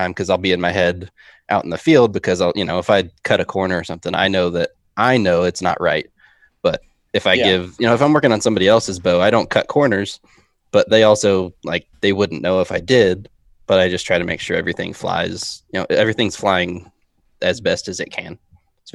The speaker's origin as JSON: {"language": "English", "region": "Ohio", "country": "United States", "moved": "yes", "said": "I'm from Ohio originally"}